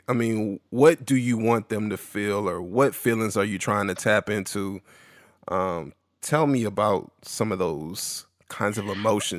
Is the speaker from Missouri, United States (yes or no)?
no; San Antonio, Texas, United States; moved away as an adult; now in Austin, United States; I'm from San Antonio, but I've lived in Austin since I went to UT, so I've been here for a while.